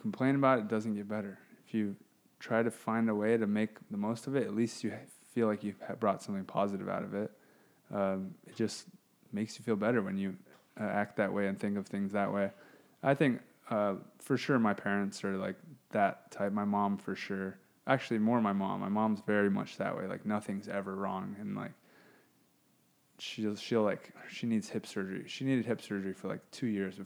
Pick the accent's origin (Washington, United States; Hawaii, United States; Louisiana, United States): Hawaii, United States; now in South Bay, United States; we're both from Hawaii. We both live down here just to play volleyball, basically, in the South Bay